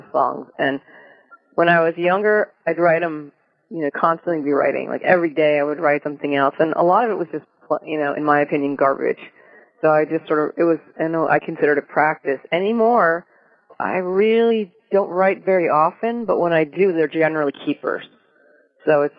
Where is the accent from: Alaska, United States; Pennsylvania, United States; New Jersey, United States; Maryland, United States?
New Jersey, United States; now in Oregon, United States; I grew up in New Jersey